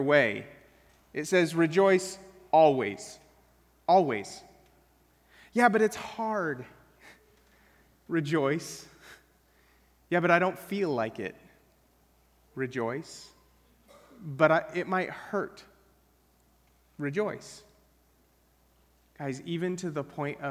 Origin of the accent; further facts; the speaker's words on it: Wyoming, United States; moved away; I grew up in Wyoming where things are dry as dirt